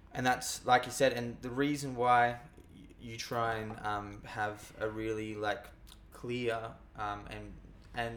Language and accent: English; Australia; we as the Australian people